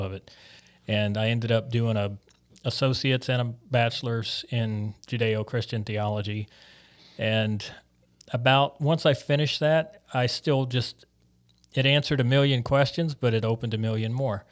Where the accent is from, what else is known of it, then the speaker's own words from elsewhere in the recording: Biloxi, Mississippi, United States; moved away as an adult; also born or lived in Jackson, Mississippi / North Dakota; now in St. John's, Canada; I was actually born about two hours north of there, uh, in a suburb of Jackson, but I pretty much grew up in Biloxi.